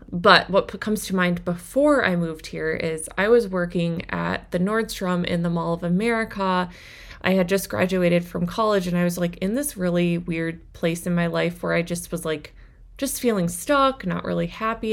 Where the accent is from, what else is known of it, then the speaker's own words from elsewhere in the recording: Minnesota, United States; I grew up in Minnesota in a smaller town